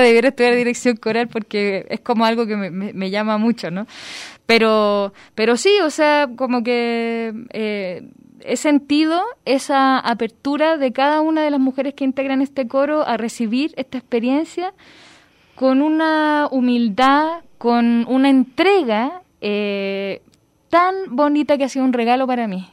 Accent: Chile; now in Guadalajara, Mexico; soy chilena, llego a Guadalajara

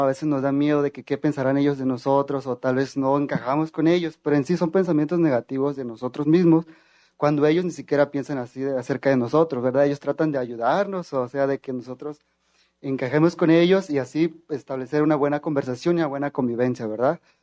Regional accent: Nayarit, Mexico; yo vengo del estado de Nayarit y orgullosamente de la Universidad Autónoma de Nayarit

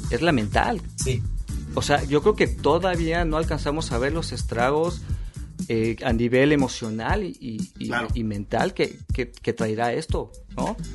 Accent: Naucalpan, State of Mexico, Mexico; moved away as an adult; now in Berlin, Germany; Mexiquense. O sea, nací en el Estado de México. nací en satélite

